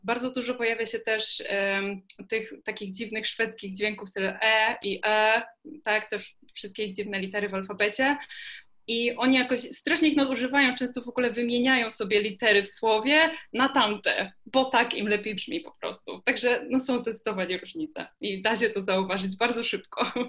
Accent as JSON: {"language": "Polish", "town": "Kraków", "region": "Lesser Poland", "country": "Poland", "said": "jestem z Krakowa"}